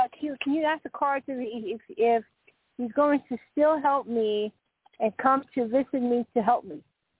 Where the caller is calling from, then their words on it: Colorado, United States; I'm Colorado, and I've heard y'all through the years with Carl